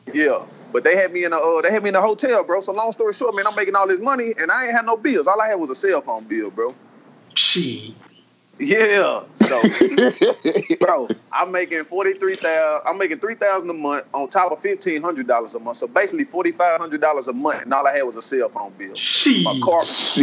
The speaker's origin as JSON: {"language": "English", "town": "Waterproof", "region": "Louisiana", "country": "United States", "said": "I'm from I'm from Waterproof"}